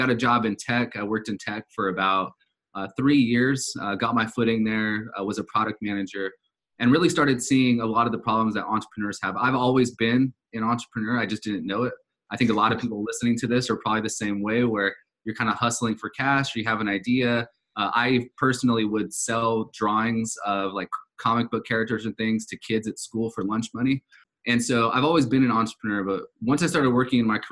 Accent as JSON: {"language": "English", "region": "Southern California", "country": "United States", "tie": "born or raised there", "said": "I grew up in Southern California from a very, very low income family"}